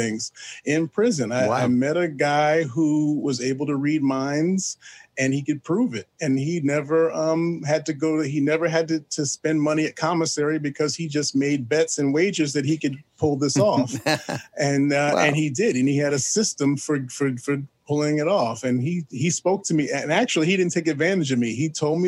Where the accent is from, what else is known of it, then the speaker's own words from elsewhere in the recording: New York City, New York, United States; I am from New York City. I was born in Manhattan